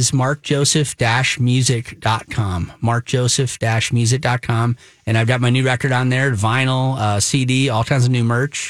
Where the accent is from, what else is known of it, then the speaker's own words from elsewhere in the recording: Northfield, Minnesota, United States; accent: southern; now in St. Paul, United States; But I grew up in southern Minnesota. In Northfield, Minnesota, if that's not confusing enough. But yeah, I grew up in Northfield, and I've been in St. Paul now since, over 20 years now.